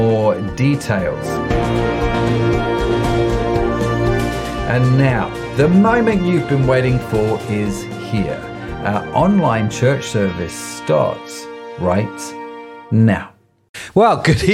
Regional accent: United Kingdom; we're British

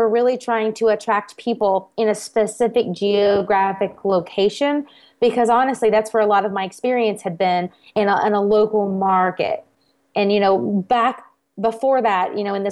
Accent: South Carolina, United States; moved away as an adult; also born or lived in Germany / Texas / Tennessee; my hometown in South Carolina

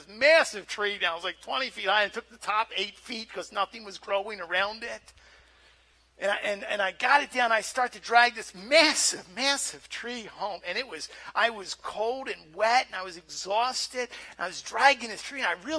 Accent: Nova Scotia, Canada; Kid growing up in Nova Scotia, and we grew up in a Christian camp.

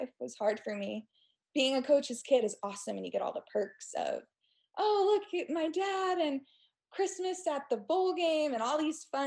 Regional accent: Stillwater, Oklahoma, United States; also born or lived in Houston, Texas / North Carolina; growing up in Stillwater was interesting, especially with OSU and my dad being a coach

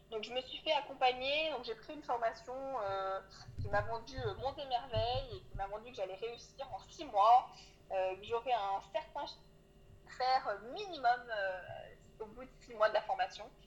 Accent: Auvergne-Rhône-Alpes, France; moved away as an adult; j'ai grandi euh, dans, un tout petit village en Auvergne

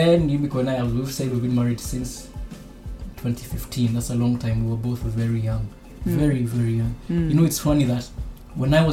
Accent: Osaka, Japan; we're from Osaka

